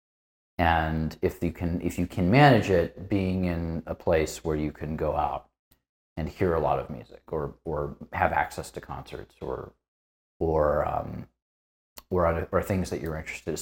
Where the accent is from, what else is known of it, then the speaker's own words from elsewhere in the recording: Northeast Indiana, United States; moved away as an adult; also born or lived in Chicago area, Illinois; now in Los Angeles, United States; I grew up in Northeast Indiana